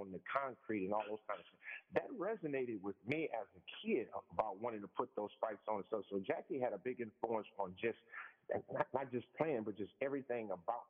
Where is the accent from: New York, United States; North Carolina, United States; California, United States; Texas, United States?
California, United States; Los Angeles; I was born in Los Angeles, so my family migrated from Mississippi.